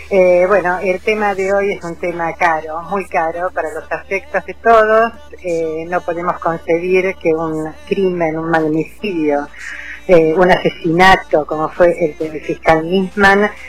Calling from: Vicente López, Buenos Aires Province, Argentina; de Vicente López.

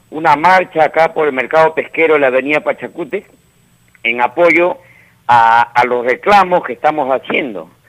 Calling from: Villa María, Lima, Peru; de Villa María.

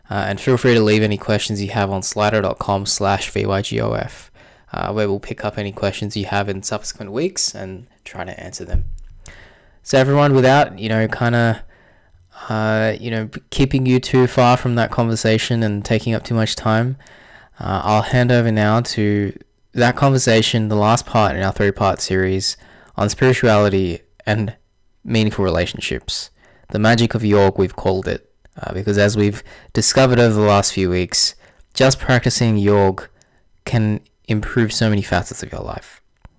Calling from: Sydney, New South Wales, Australia; I'm joining you from Sydney, Australia

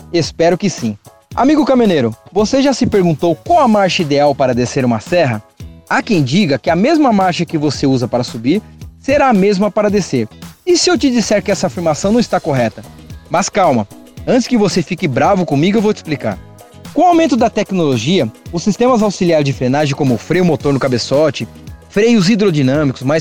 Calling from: Suzano, São Paulo, Brazil; sou de Suzano, São Paulo, mas trabalho na região de Campinas.

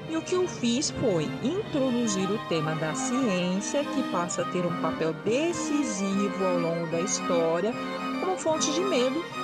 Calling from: Belo Horizonte, Minas Gerais, Brazil; Olá a todos … sou de Belo Horizonte, Minas Gerais.

